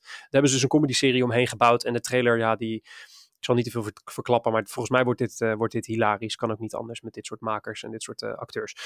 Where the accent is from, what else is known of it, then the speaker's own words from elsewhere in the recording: Maassluis, South Holland, Netherlands; ik ben opgegroeid in Maasluis, een klein plaatsje vlakbij ehm, vlakbij Rotterdam